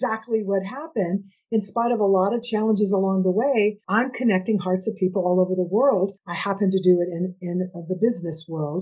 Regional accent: United States; I'm half Indigenous, Nahua, which people know as Aztec, and I'm Mexican American

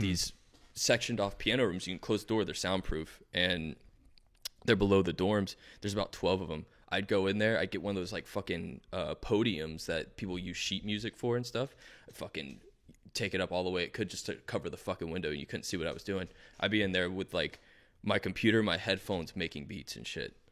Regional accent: Fort Lauderdale, Florida, United States; also born or lived in Asheville, North Carolina; now in North Carolina, United States; I was born in Fort Lauderdale, I was mostly in Fort Lauderdale my whole life, pretty much

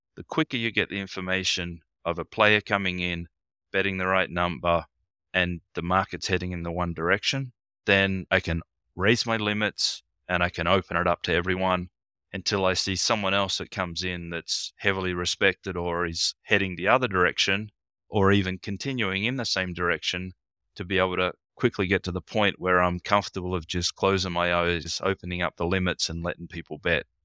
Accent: Australia; also born or lived in Darwin; being in Australia

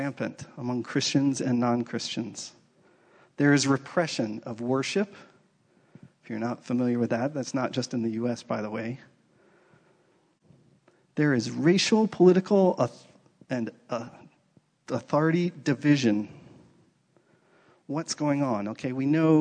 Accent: East Coast, United States; moved away; I grew up on the East Coast

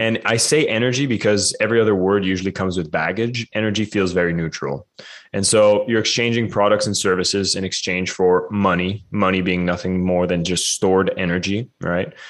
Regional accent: Canada; as a Canadian

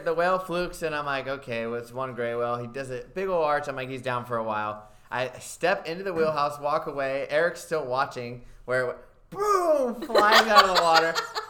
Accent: Southern California, United States; I'm from Southern California as well.

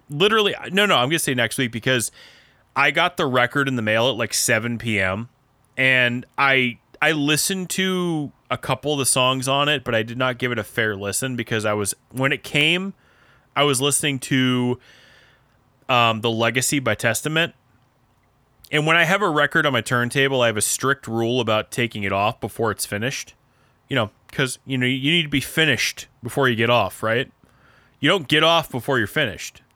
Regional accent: Midwest, United States; accent: Midwestern American; now in New York City, United States; I have an American accent, just a Midwestern American accent.

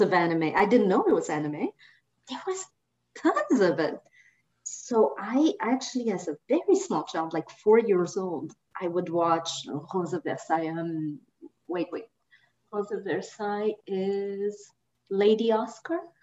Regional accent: Madagascar; moved away; also born or lived in France; I grew up mostly in Madagascar

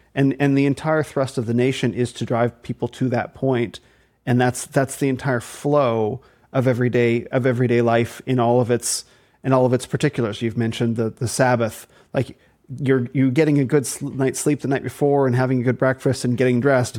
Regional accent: Arizona, United States; also born or lived in New Zealand; So I'm from Arizona. I'm from the desert.

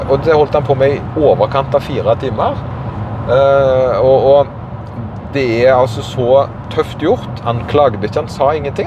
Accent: Karmøy, Rogaland, Norway; accent: Karmøy dialect; jeg har på en måte denne karmøydialekta som er litt utvanna, men vanskelig

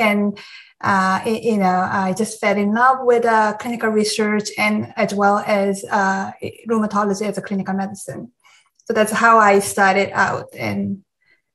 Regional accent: South Korea; moved away as an adult; now in United States; I grew up in Korea, and I went to medical school in Korea

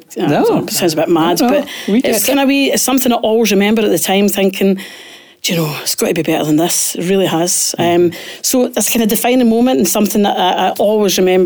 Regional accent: Glasgow, Scotland, United Kingdom; I was born and brought up in Pollock

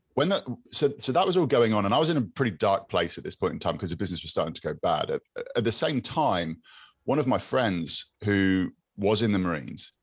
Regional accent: Exmouth, South West England, United Kingdom; I grew up in Exmouth

